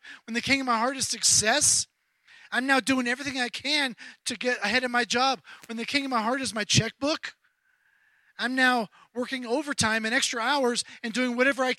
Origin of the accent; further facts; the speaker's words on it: Charleston, South Carolina, United States; my hometown of Charleston, South Carolina